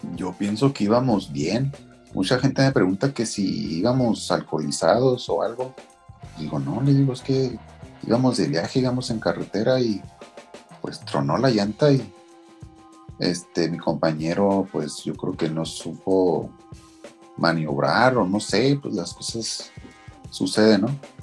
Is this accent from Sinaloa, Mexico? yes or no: no; Meoqui, Chihuahua, Mexico; Y soy de Mioki, Chihuahua.